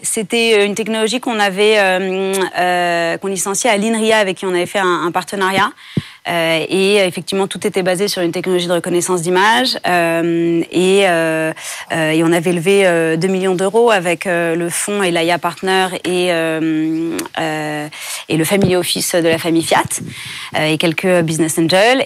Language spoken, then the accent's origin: French; France; j'ai grandi en France